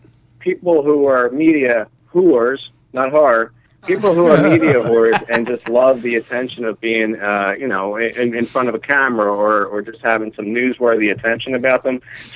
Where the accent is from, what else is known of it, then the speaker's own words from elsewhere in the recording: Philadelphia, Pennsylvania, United States; now in Langhorne, United States; Born and raised, Philadelphia.